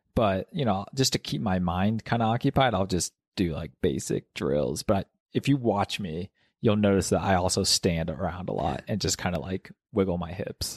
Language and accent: English; Kansas, United States; now in Mammoth Lakes, United States; I was born in Kansas, no altitude there